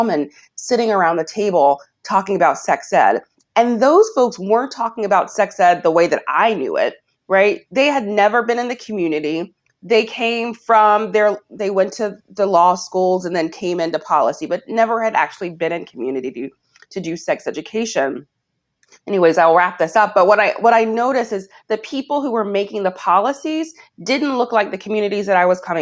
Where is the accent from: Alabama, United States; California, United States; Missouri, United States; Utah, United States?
Alabama, United States; I'm from Alabama. I didn't have sex education